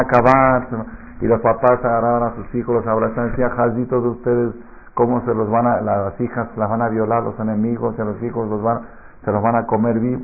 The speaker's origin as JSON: {"language": "Spanish", "country": "Argentina", "tie": "born or raised there", "moved": "yes", "lives_now": "Mexico", "said": "yo me acuerdo en Argentina de chiquito"}